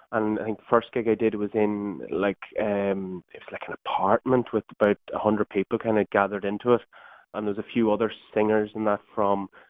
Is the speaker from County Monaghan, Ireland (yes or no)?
yes; Tyholland, County Monaghan, Ireland; moved away as an adult; also born or lived in Dublin, Ireland; now in Germany; Yeah, originally from Monaghan